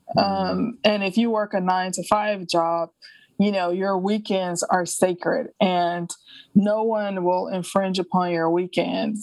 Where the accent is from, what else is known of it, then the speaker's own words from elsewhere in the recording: Alabama, United States; moved away; also born or lived in France / New York; I grew up in Alabama, uh, even though I haven't lived there in decades.